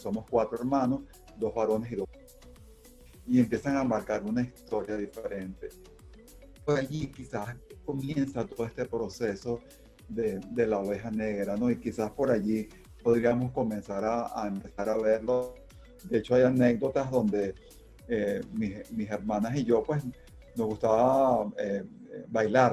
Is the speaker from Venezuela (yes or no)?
yes; Caracas, Capital District, Venezuela; also born or lived in Táchira (parents); yo soy hijo de andinos, aunque nací aquí en Caracas